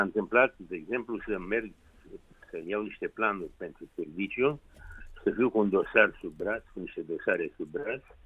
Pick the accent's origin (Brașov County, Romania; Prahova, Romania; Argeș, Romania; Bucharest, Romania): Bucharest, Romania; orașul meu natal